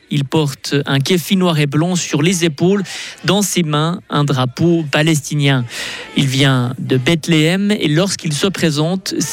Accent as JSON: {"language": "French", "country": "Switzerland", "said": "Et je demande à la Suisse, comme je suis suisse, je leur demande à la Suisse qu'elle prenne sa responsabilité"}